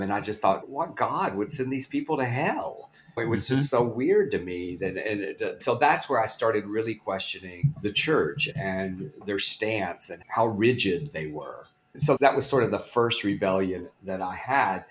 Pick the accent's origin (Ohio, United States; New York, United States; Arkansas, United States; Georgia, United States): Arkansas, United States; Blytheville; moved away; Blytheville, Arkansas, the very northeast corner